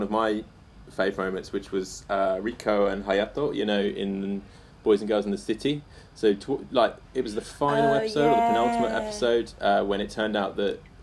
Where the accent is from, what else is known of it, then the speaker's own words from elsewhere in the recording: England, United Kingdom; now in Tokyo, Japan; I'm an English guy living in Tokyo